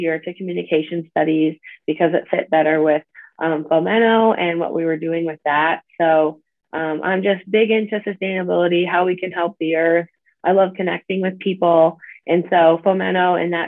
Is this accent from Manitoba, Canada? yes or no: yes; Manitoba, Canada; moved away as an adult; now in South Dakota, United States; I grew up in Canada, in Manitoba, and I've always grown up like super outdoorsy